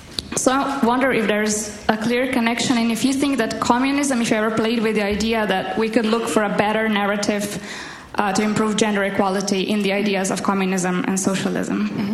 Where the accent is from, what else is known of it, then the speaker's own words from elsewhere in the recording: Slovenia; now in London, United Kingdom; from LSE. I'm also from Slovenia